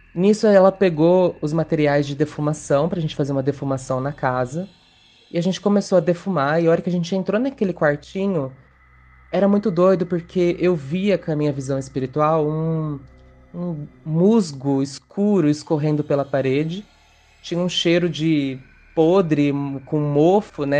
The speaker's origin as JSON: {"language": "Portuguese", "region": "interior of São Paulo", "country": "Brazil", "said": "tenho 27 anos e sou do interior de São Paulo"}